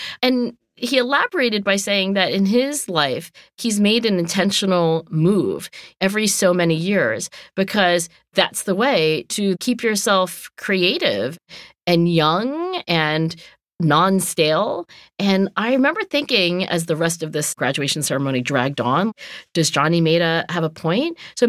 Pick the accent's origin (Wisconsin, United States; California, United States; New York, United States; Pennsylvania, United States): Pennsylvania, United States; Philadelphia; And I was born in Philadelphia, too.